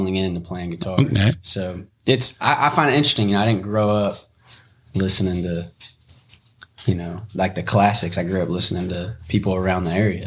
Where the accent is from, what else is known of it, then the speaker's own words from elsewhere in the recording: Burleson, Texas, United States; also born or lived in Brock, Texas; I grew up in Burleson and we moved to Brock in seventh grade